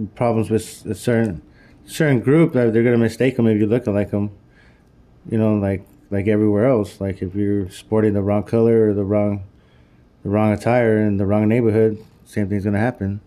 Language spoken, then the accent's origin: English; California, United States; I'm from California